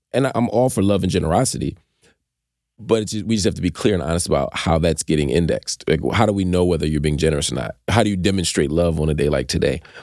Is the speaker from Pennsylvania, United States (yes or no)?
yes; Philadelphia, Pennsylvania, United States; growing up in Philly